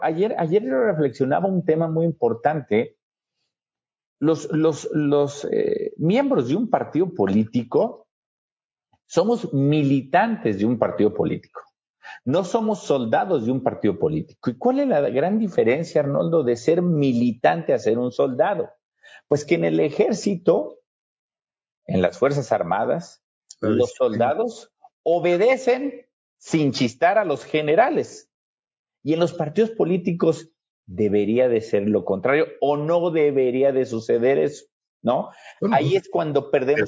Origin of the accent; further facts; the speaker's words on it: Pénjamo, Guanajuato, Mexico; also born or lived in Celaya; yo vengo de un municipio, este, aunque no nací ahí, nací en Celaya, pero en Pénjamo, en donde viví